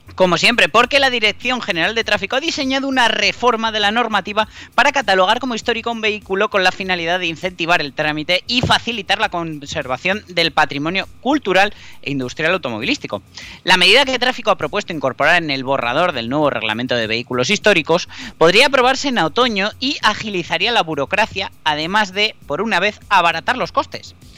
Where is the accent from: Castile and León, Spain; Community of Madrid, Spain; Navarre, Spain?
Navarre, Spain; soy navarro